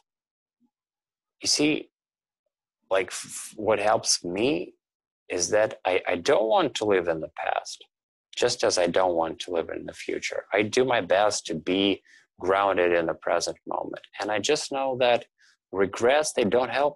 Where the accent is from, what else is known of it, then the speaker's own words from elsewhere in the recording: Russia; now in Toronto, Canada; I now live in Toronto, Canada, but I'm originally from Russia